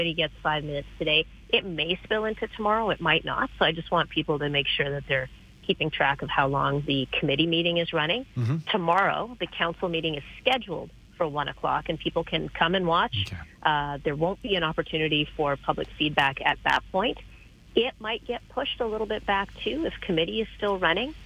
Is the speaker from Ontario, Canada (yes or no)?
no; Manitoba, Canada; now in Calgary, Canada; I grew up in Manitoba